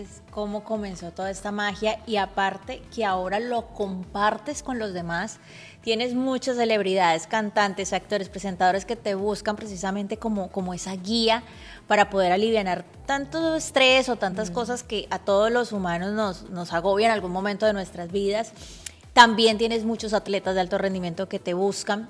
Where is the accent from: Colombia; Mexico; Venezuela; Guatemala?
Colombia; Cali, Valle del Cauca; Yo soy de Cali, pero compatriota porque somos de Colombia.